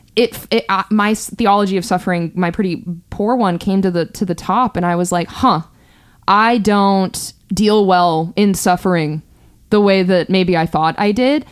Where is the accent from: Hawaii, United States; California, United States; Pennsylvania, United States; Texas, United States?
California, United States; born and raised in California